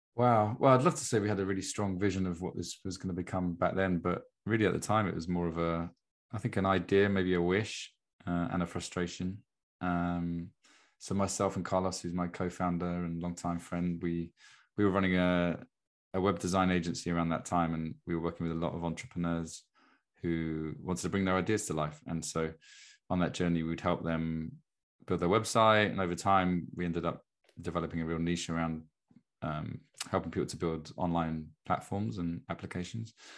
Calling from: Brighton, South East England, United Kingdom; I'm calling in from Brighton in England, in the UK

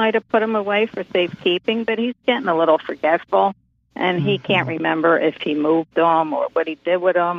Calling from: Philadelphia, Pennsylvania, United States; I'm calling from Philadelphia.

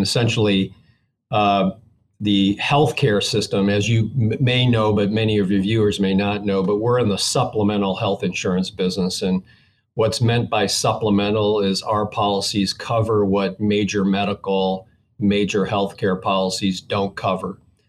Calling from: Columbus, Georgia, United States; Columbus, Georgia, about 90 miles south of Atlanta.

